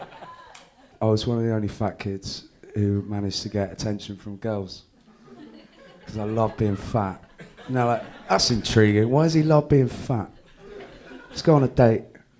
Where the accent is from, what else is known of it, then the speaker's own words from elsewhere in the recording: Exeter, South West England, United Kingdom; also born or lived in Bristol; Exeter. Okay. I grew up, my mum got a promotion from Bristol to Exeter in the tax office.